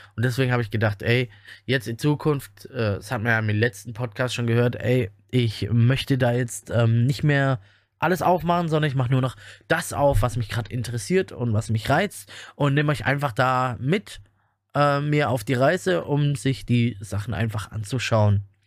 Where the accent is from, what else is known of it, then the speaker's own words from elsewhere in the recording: Germany; bei uns in Deutschland